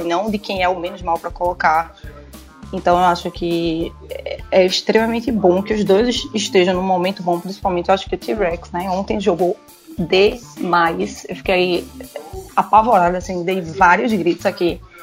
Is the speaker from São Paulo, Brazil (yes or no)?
no; Recife, Pernambuco, Brazil; sou de Recife